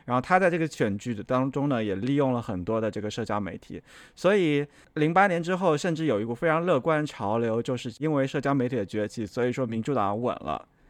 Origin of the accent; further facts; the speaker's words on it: South China, China; 就就一下子就说到了，对我是个南方人。